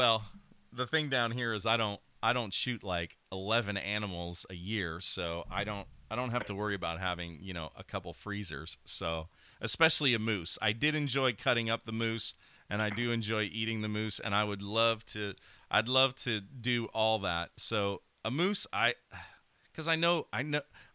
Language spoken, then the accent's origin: English; Pennsylvania, United States; growing up in Pennsylvania